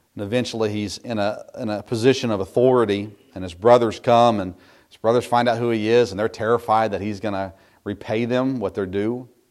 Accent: United States; As American Christians today

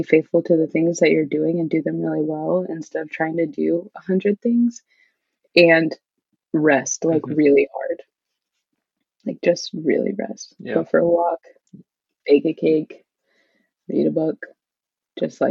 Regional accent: Midwest, United States; growing up in the Midwest, where most people are Lutheran or Catholic, there just weren't a lot of kids at our church

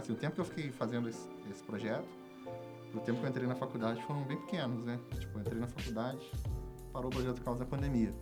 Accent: Resende, Rio de Janeiro, Brazil; nascido e criado em Resende

